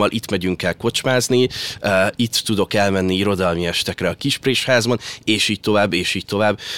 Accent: Budapest, Hungary; itt lakom, itt nőttem fel a Bartokon. Ide jártam általános iskolába

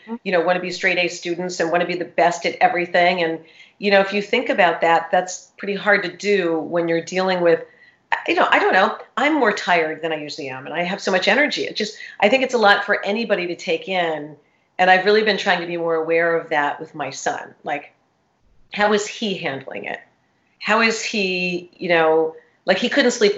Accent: New York, United States; now in Dallas, United States; the governor of my home state

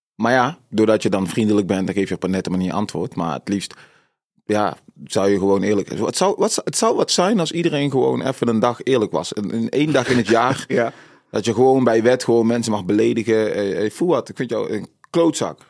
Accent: North Brabant, Netherlands; also born or lived in Suriname / Tilburg-Noord; woonachtig in Brabant, op, eh, eh, geboren in Suriname, gevlucht uit Suriname, vluchtelingenkamp gezeten, in Nederland aangekomen

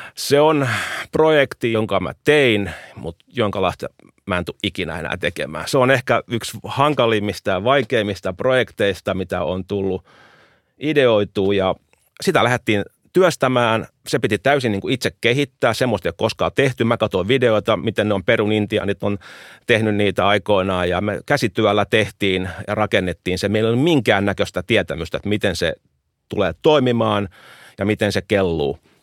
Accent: Helsinki, Uusimaa, Finland; Suomi on mun kotimaa, Itämeri on mun kotimeri. Et mä oon koko elämän asunut meren rannalla Helsingissä.

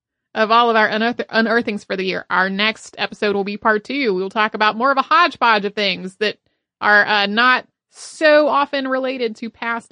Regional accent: Australia; Growing up in Australia in the 90s, when we learned about World War

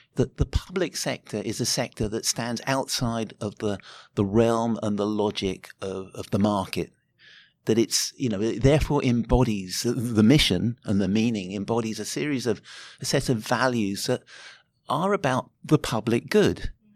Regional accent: United Kingdom; moved away as an adult; now in Auckland, New Zealand; I grew up in Britain and was living there in the eighties

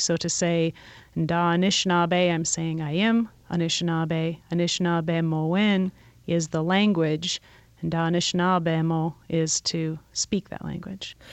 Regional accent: Detroit, Michigan, United States; we're native people from Detroit

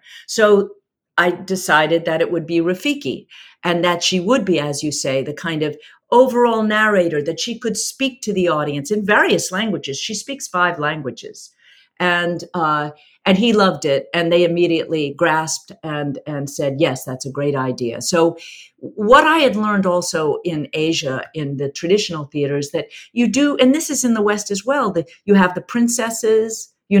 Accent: South Africa; accent: South African; So again, my South African accent's gone out the window. It's been too many years.

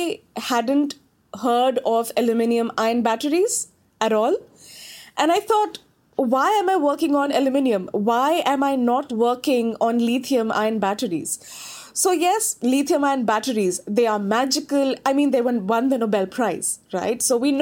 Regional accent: India; moved away as an adult; now in Wellington, New Zealand; I come from India. I did my bachelor's and master's in India

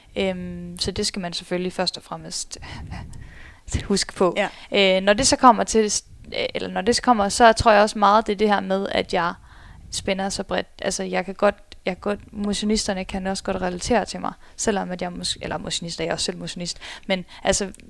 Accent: Skive, Central Denmark Region, Denmark; also born or lived in Spain; now in Aarhus, Denmark; stammer jeg faktisk oprindeligt fra Skive af

